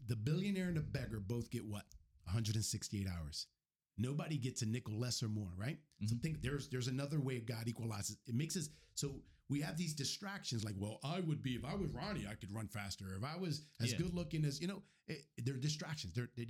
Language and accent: English; Camden, New Jersey, United States; I grew up in Camden, New Jersey at the worst possible time during the crack epidemic.